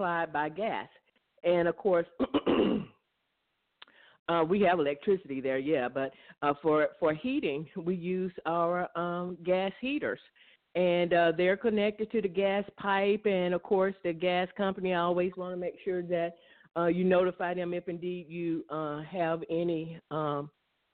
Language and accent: English; Mississippi, United States; I grew up in Mississippi